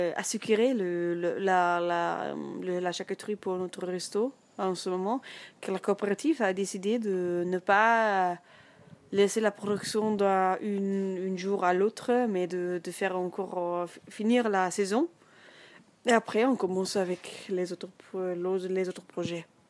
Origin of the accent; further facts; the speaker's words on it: north-central Germany, Germany; French is a second language; moved away as an adult; J'arrive de, centre nord de l'Allemagne